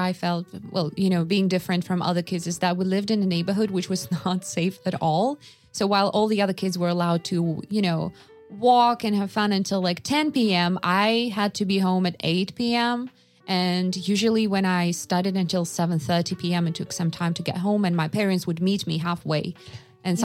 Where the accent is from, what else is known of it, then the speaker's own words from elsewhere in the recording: Yakutsk, Sakha Republic, Russia; And I was born and raised in Yakutsk, so it was not a big city. It was basically, we call it an island because it's basically cut off from the rest of Russia. You can only get there by plane.